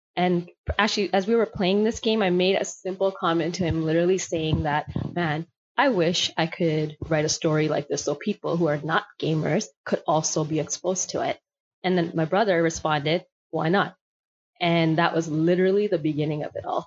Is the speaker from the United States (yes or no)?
no; Toronto, Ontario, Canada; I grew up right here in Scarborough, spent all of my childhood here